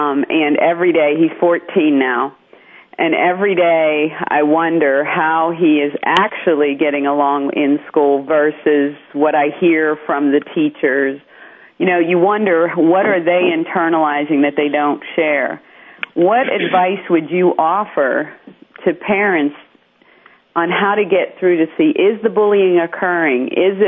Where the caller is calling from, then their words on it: Pittsburgh, Pennsylvania, United States; Yes, this is … I'm calling in from Pittsburgh.